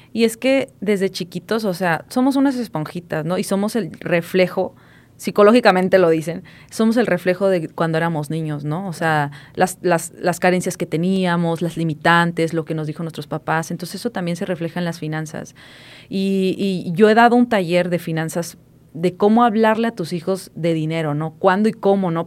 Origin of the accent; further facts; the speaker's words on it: Puebla, Mexico; moved away; yo soy de Puebla, de un, de un pueblito de 30 mil mm. personas